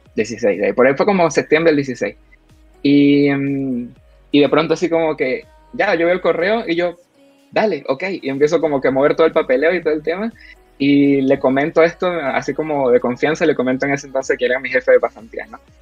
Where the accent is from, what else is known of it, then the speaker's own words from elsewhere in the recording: Venezuela; moved away as an adult; now in Chile; la crisis que, está, que estamos pasando, ya, como que venezolanos